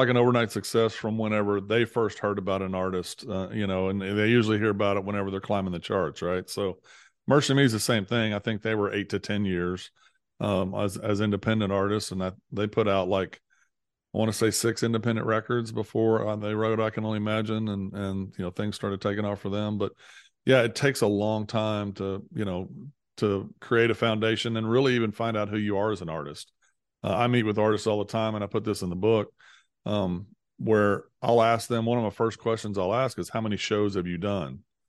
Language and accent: English; Missouri, United States; I grew up in Southeast Missouri and ended up going to Baylor